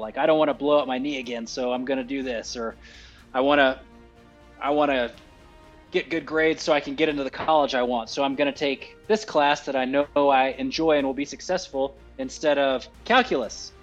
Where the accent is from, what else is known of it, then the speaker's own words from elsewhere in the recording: Texas, United States; moved away as an adult; now in Holloman, United States; I am from Texas.